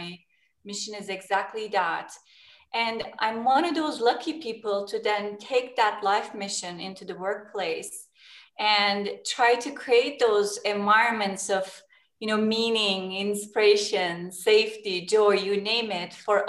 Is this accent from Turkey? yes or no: yes; Turkey; I was born in Turkey, and Turkey is a location, geography is between West and East too